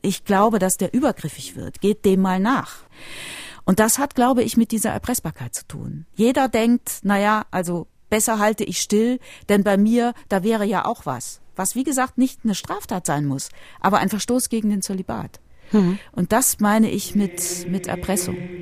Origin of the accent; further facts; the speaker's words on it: Rhineland, Germany; ich bin aufgewachsen in einer katholischen Familie, die katholische Kirche, ich stamme ja aus dem Rheinland, hat mein Leben, meine Kindheit, auch meine Jugend sehr geprägt